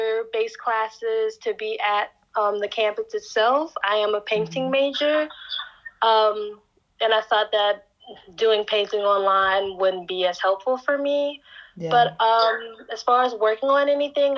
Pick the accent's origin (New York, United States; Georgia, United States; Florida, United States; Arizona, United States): Georgia, United States; Columbus; I am born and raised in Columbus, Georgia, USA